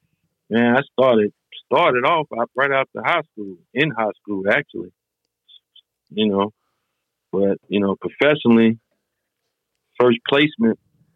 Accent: Burlington, North Carolina, United States; also born or lived in Detroit, Michigan; I was born in Detroit, Michigan, but I was raised in Burlington, North Carolina.

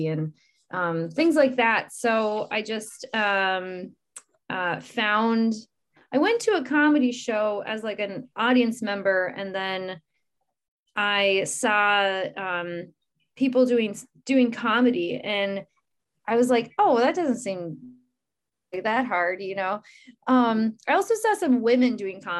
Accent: Michigan, United States; moved away as an adult; now in Minnesota, United States; I'm originally from Michigan, and moved to Minnesota in 2013.

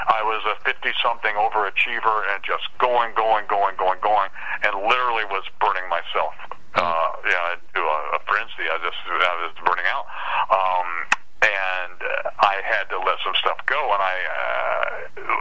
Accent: Concord, North Carolina, United States; moved away as an adult; also born or lived in Portland, Oregon; now in New Bern, United States; that's my hometown, Concord, North Carolina.

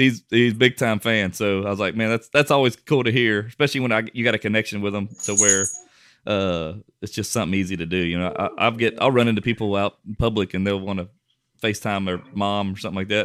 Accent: Westlake, Louisiana, United States; my hometown, Westlake

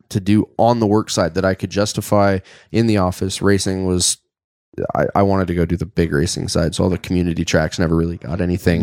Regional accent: Airdrie, Alberta, Canada; I'm as born and raised in Airdrie as you can be

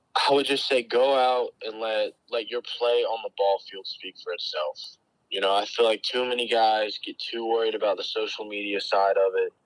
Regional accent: North Carolina, United States; growing up in North Carolina, I feel like we don't have anything near us at all

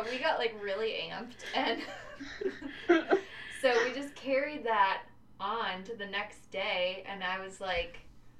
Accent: rural Wisconsin, United States; also born or lived in Milwaukee, Wisconsin; I grew up in rural Wisconsin, so a little town called Keel. That was where I spent the majority of my youth.

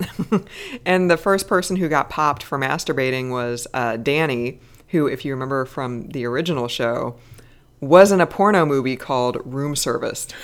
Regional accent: American Midwest, United States; I grew up in the American Midwest where we did not have the C B C

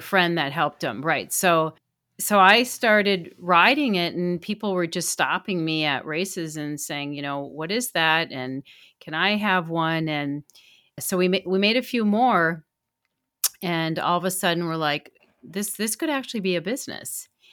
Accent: Duluth, Minnesota, United States; I am a resident of Minnesota, born and raised here, and I grew up in Duluth

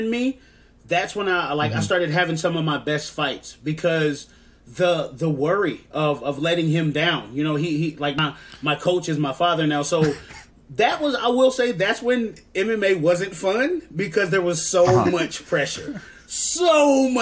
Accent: Georgia, United States; accent: southern twang; growing up in Georgia, going to a Georgia high school

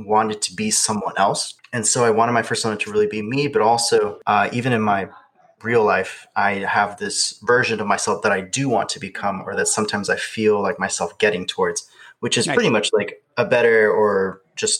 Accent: Georgia, United States; also born or lived in Arizona; I actually moved to Georgia when I was about 8 years old. But ever since then, I've stayed here

